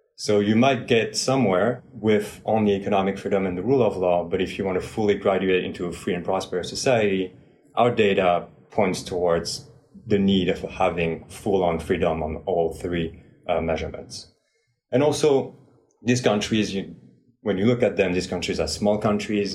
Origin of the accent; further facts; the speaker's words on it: France; moved away; I am originally from France